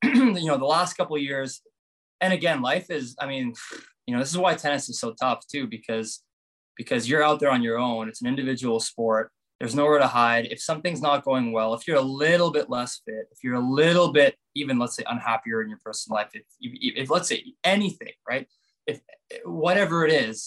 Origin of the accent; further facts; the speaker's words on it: Canada; I love coming here to Canada, obviously playing at my home country